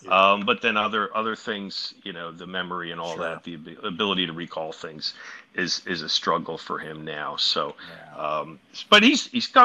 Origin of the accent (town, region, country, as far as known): Philadelphia, Pennsylvania, United States